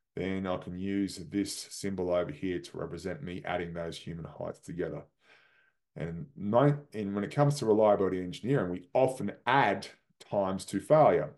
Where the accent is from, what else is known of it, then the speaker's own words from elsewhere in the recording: Australia; moved away; my home country, Australia